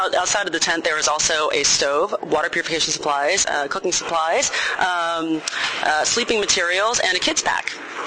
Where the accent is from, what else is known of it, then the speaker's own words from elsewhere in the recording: Taiwan; moved away; my home country of Taiwan